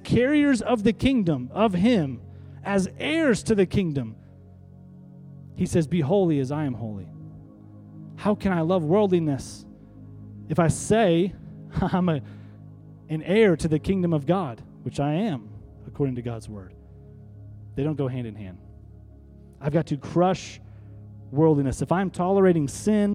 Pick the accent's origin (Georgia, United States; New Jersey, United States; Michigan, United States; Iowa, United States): Iowa, United States; North; we're from North Iowa